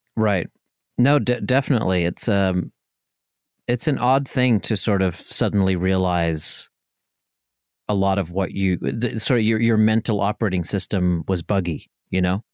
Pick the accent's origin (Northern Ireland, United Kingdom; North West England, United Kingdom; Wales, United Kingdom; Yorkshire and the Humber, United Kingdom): Northern Ireland, United Kingdom; moved away; I was from Northern Ireland